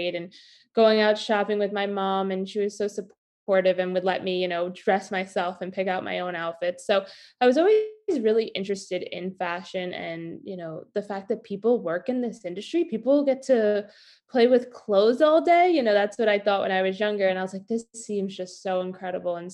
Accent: New York, United States; I'm from New York originally

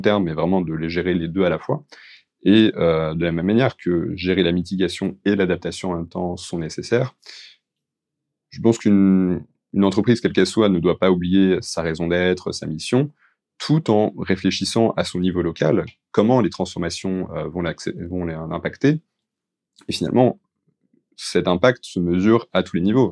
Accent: France; les, particularités que nous on peut avoir en tant que Français

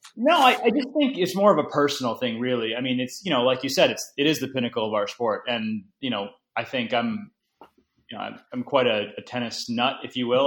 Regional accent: United States

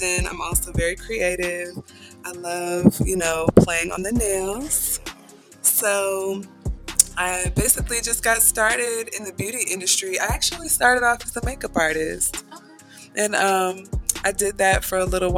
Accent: Atlanta, Georgia, United States; now in Marietta, United States; I'm actually from Atlanta, Georgia, and I am in Marietta, so I've been living there at this point for about 5 years

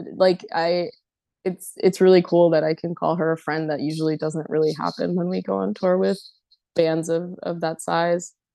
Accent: Elizabeth, New Jersey, United States; growing up in Elizabeth, New Jersey

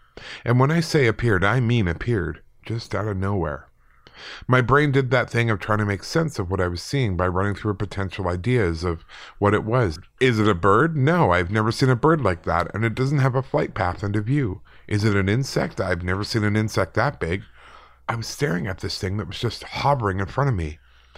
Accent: Manchester, North West England, United Kingdom; now in Northern Ireland; I'm from Manchester, UK, originally, but now live in Northern Ireland.

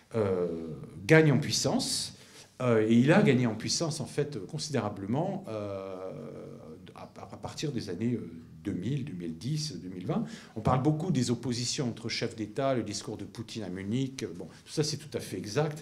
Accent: France; chez nous en France

